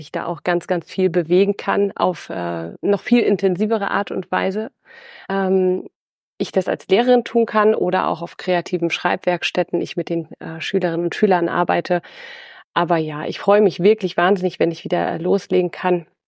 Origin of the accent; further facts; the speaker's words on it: Schleswig-Holstein, Germany; ich bin nach Schleswig-Holstein zurückgekehrt äh, in meine alte Heimat an die Nordsee